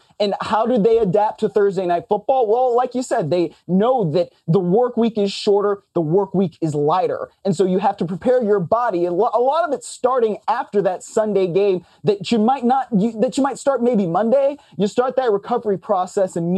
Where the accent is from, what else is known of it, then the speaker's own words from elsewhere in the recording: Cleveland, Ohio, United States; I grew up in Cleveland